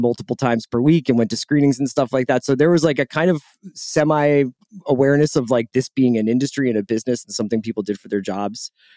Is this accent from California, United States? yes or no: no; Philadelphia, Pennsylvania, United States; moved away as an adult; also born or lived in Boston / New York; I'm from Philadelphia. Um, I, I grew up, like, right by the art museum.